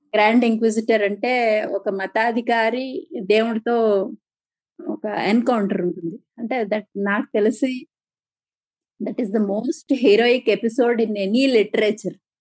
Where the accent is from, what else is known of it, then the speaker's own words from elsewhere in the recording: Palakonda, Andhra Pradesh, India; మాది శ్రీకాకుళం జిల్లా పాల్గొండ అండి